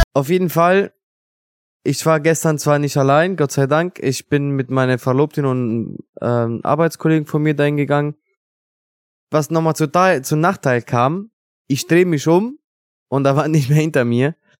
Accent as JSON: {"language": "German", "country": "Italy", "second_language": "German", "moved": "yes", "lives_now": "Germany", "said": "bei uns in Italien"}